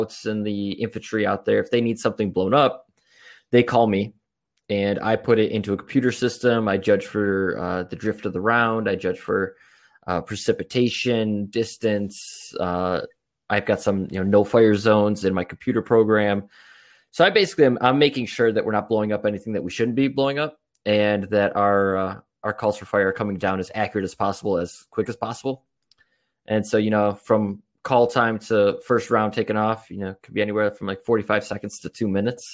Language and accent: English; Buffalo, New York, United States; moved away as an adult; now in Los Angeles, United States; originally I'm from Buffalo, New York